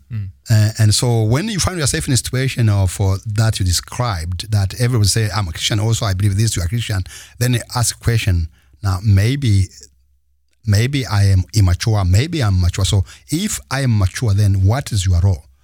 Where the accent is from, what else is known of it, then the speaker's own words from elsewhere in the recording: Rwanda; first language Kinyarwanda; English is a second language; Rwanda, my mother tongue